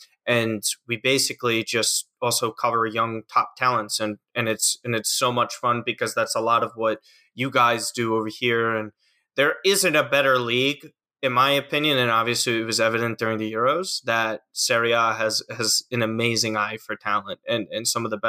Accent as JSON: {"language": "English", "region": "New York", "country": "United States", "said": "I'm from New York, which is obviously, like Maxi said, the Big Apple, but not directly in the city, just north of it."}